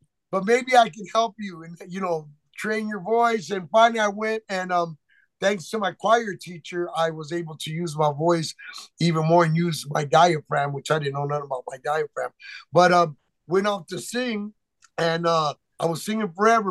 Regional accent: Chicago Heights, Illinois, United States; also born or lived in McAllen, Texas / Gary, Indiana / Hammond, Indiana; now in Las Vegas, United States; my mom moved me to Chicago Heights, Illinois

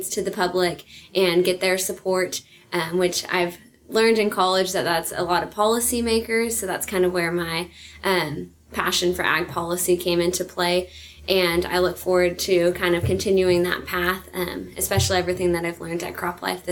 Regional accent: Northern California, United States; I'm from Northern California

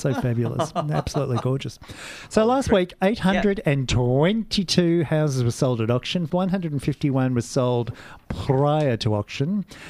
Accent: Geelong, Victoria, Australia; Yes, I'm from Geelong.

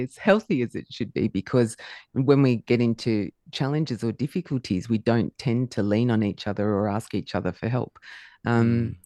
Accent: Melbourne, Victoria, Australia; I was actually born in Melbourne.

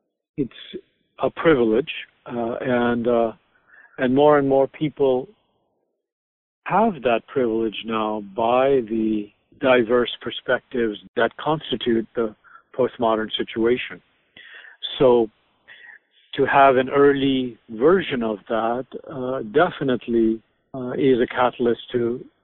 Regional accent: Pakistan; also born or lived in India / Turkey / Hawaii; Jeff, I grew up mostly in Pakistan, but also in India, Turkey, and Hawaii. My mother worked for the United Nations.

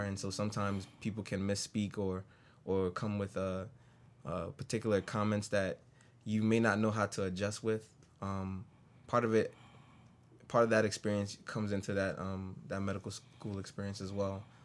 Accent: New York City, New York, United States; moved away as an adult; now in Syracuse, United States; I grew up in the Bronx all my life

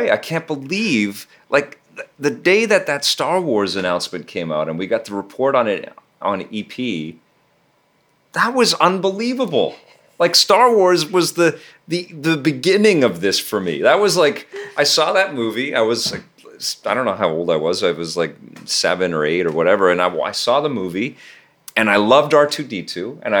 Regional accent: Mexico; I grew up in Mexico for a few, and he was like that was my character.

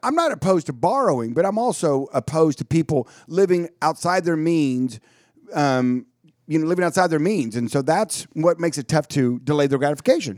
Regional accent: Dallas, Texas, United States; I was born in Dallas

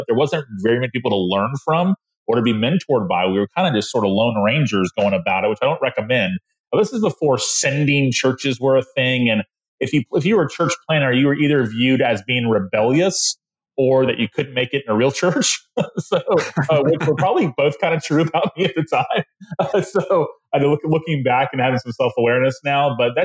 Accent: Tallahassee, Florida, United States; I'm from the city that where I pastor now. I grew up in Tallahassee

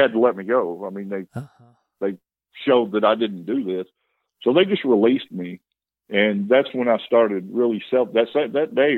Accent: Amarillo, Texas, United States; I'm from Amarillo. My dad was a bar owner, so that's the lifestyle that I was raised

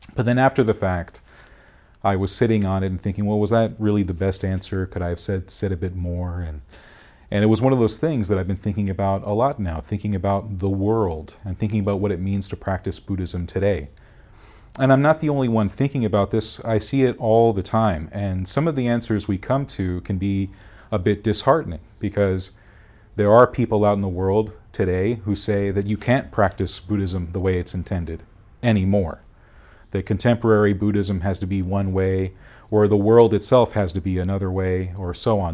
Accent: Duarte, California, United States; also born or lived in Monrovia, California; I was born in Duarte.

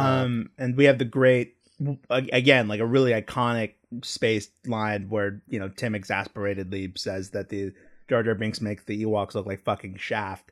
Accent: Texas, United States; growing up in Texas, I didn't go to comic book stores a lot.

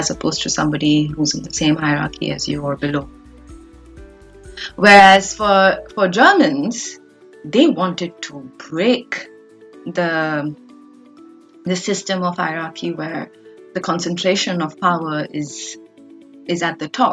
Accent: India; as an Indian

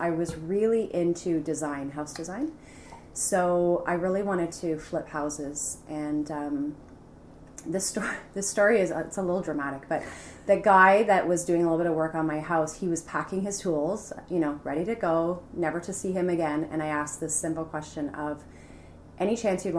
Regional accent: Mississauga, Ontario, Canada; also born or lived in London, Ontario; I've always lived in Mississauga, born and raised there, went to high school there

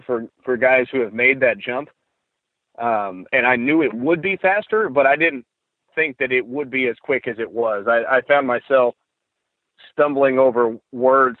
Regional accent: Oklahoma, United States; also born or lived in Broken Arrow, Oklahoma; I grew up in Oklahoma and I did these things growing up around the small towns in northern Oklahoma

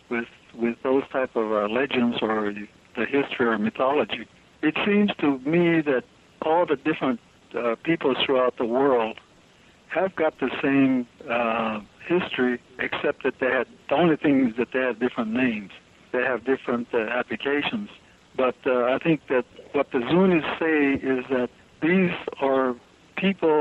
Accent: Zuni, New Mexico, United States

